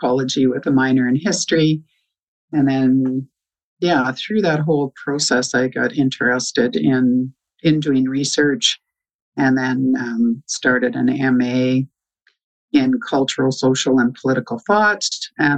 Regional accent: Champion, Alberta area, Alberta / Stavely, Canada; now in Warner, Canada; Well, I'm from Southern Alberta. I grew up on a farm, kind of up in the Champion, Alberta, Stavely, Alberta area.

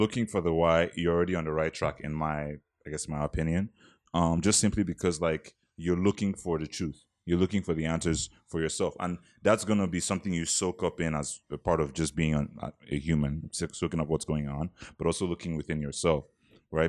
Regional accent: Nigeria; moved away; as a Nigerian

